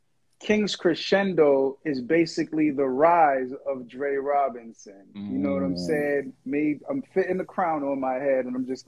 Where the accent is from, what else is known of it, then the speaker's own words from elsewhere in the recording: Jamaica; also born or lived in Boston; Yo. Yo. First of all, I'm Jamaican. Let's put it.